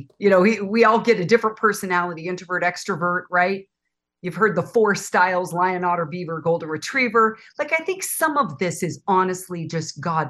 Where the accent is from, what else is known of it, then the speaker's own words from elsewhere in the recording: Oakland, California, United States; Well, I was born in Oakland, California. My parents were in the Army. They were stationed at the Presidio in San Francisco. I was born in 60